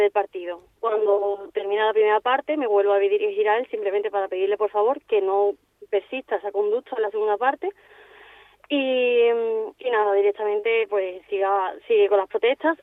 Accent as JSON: {"language": "Spanish", "town": "Seville", "region": "Andalusia", "country": "Spain", "moved": "as an adult", "lives_now": "Palma de Mallorca, Spain", "said": "soy de Sevilla y, bueno, actualmente pues me encuentro en Palma de Mallorca"}